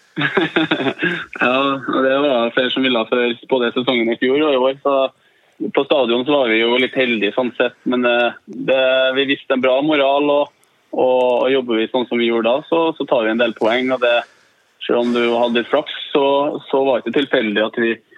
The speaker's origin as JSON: {"language": "Norwegian", "region": "Trøndelag", "country": "Norway", "said": "vi er ydmyke, vi trønderne"}